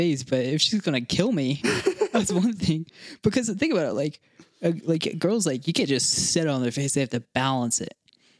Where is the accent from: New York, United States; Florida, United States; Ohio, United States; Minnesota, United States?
Florida, United States; born there; Because I was born in Florida.